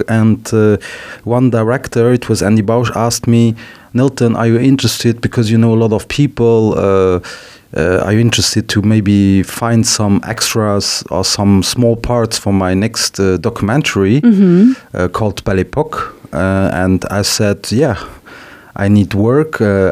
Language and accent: English; Luxembourg; also born or lived in Paris, France; I'm Portuguese, but I was born in Luxembourg, so 41 years ago. My parents are both Portuguese. They worked here. They still live here. My father went back to Portugal.